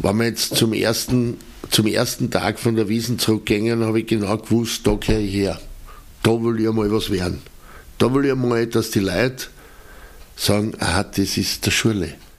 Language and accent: German; Eastern Austria, Austria; bei uns in Österreich, in Ostösterreich